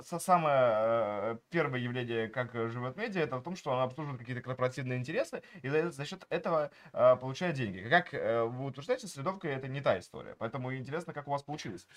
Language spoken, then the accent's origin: Russian; Vidnoye, Moscow Oblast, Russia; also born or lived in Pokhvistnevo, Samara Oblast; я э, рос в Ленинском районе Московской области, все-таки в городе видно